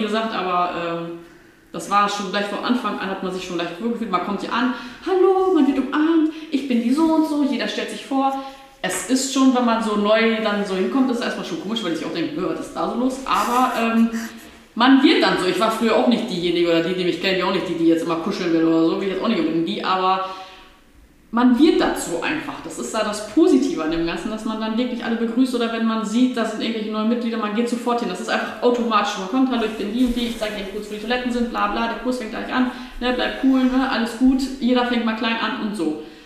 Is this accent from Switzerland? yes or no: no; Osnabrück area, Lower Saxony, Germany; ich komme aus dem Rahmenschluss und dann mussten wir dreimal die Woche in Osnabrück zur portugiesischen Schule